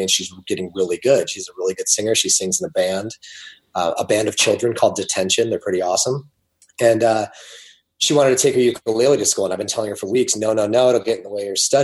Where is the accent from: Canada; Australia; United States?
United States; Ohio; I was raised in Ohio.